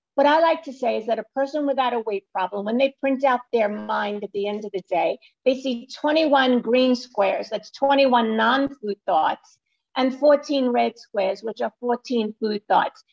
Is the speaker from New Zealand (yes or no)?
no; New York City, New York, United States; I live in New York City, not far from the Empire State Building, and I was born in Brooklyn